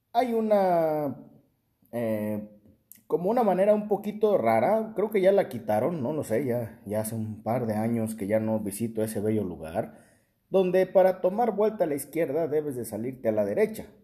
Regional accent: Tacámbaro, Michoacán, Mexico; moved away; mi ciudad natal, Tacámbaro

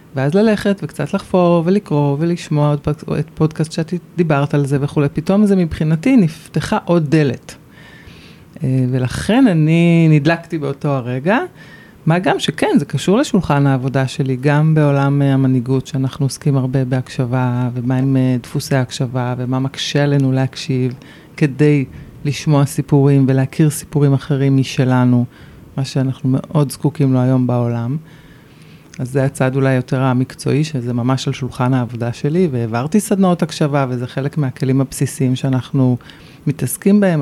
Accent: Jerusalem, Jerusalem District, Israel; moved away as an adult; now in Ramat HaSharon, Israel; רוב שנות ילדותי היו ברמת דניה

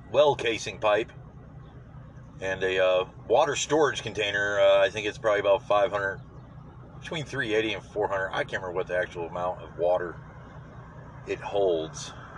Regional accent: United States; I'm an American.

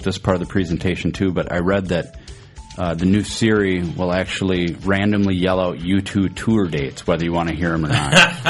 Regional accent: United States; being an American, I have no clue how deep 50 meters is.

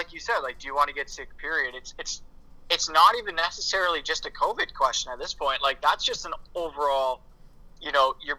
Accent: Canada; I'm Canadian

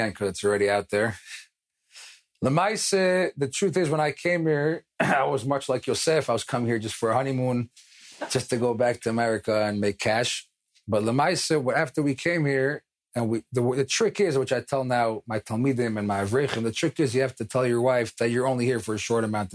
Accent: New York City, New York, United States; moved away as an adult; also born or lived in Israel; now in Jerusalem, Israel; I grew up in Far Rockaway, New York

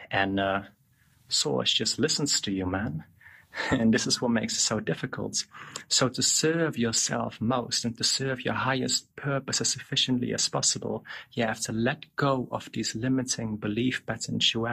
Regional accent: Darfur, Sudan; also born or lived in Netherlands; I was born in Holland. Then um, nine days old, we moved to Sudan, to Darfur. Stayed in the middle of the deserts in Darfur

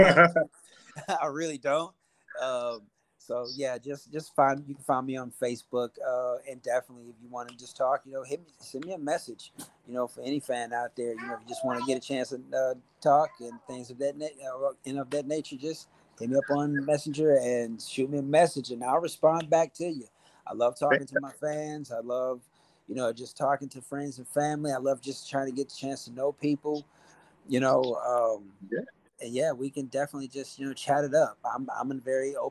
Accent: Charlotte, North Carolina, United States; I'm from Charlotte, North Carolina

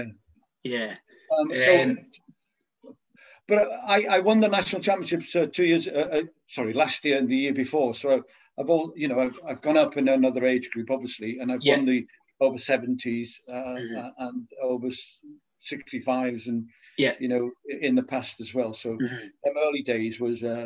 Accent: Wales, United Kingdom; moved away as an adult; now in Scotland, United Kingdom; I'm Welsh

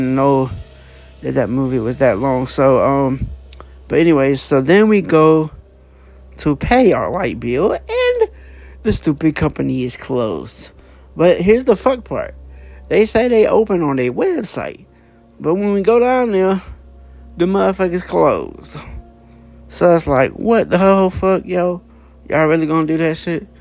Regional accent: Dallas, Georgia, United States; I'm from Dallas, Georgia

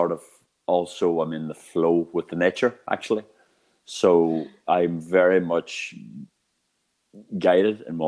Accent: Northern Ireland, United Kingdom; I come from Northern Ireland. And I grew up in a town which is the unemployment black spot of Europe.

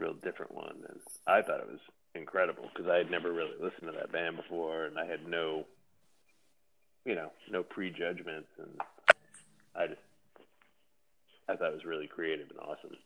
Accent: Massachusetts, United States; I'm from a small town in Massachusetts

